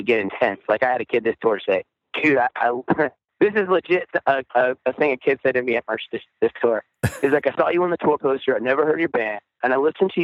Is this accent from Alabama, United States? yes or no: no; Virginia, United States; moved away as an adult; also born or lived in Maryland / Washington, D.C. / Charlotte, North Carolina; I grew up in Virginia